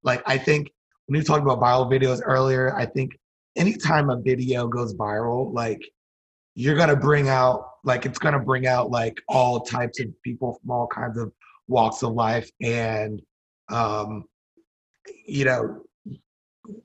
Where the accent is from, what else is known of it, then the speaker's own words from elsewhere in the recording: Northern District, Israel; Like I grew up in Galilee, my friends never experienced